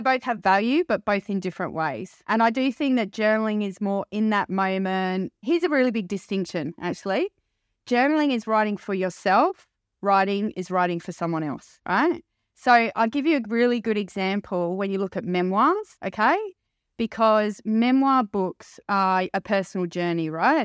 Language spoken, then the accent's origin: English; London, United Kingdom; I was born in a little town in London, not far from Wimbledon.